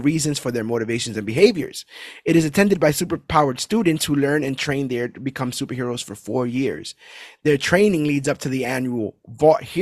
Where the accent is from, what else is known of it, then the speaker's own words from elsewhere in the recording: New York City, New York, United States; I was born and raised in Brooklyn, New York